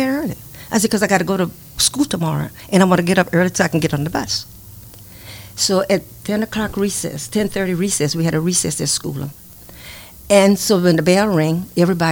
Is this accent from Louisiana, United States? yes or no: yes; Grand Coteau, Louisiana, United States; I was living in Grand Coteau, Louisiana. I was born in Grand Coteau